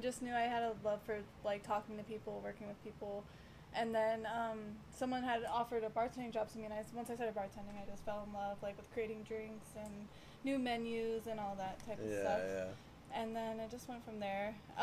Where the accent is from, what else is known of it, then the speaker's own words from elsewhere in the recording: San Diego, California, United States; now in Las Vegas, United States; I grew up in Ocean Beach